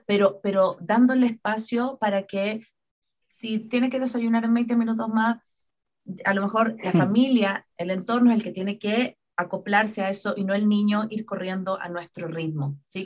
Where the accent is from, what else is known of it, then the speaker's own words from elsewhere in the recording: Chile; now in Ecuador; Chile, en mi país de origen